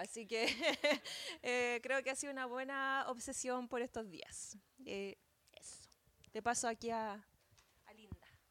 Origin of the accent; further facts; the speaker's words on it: San Felipe, Valparaíso, Chile; Soy de San Felipe específicamente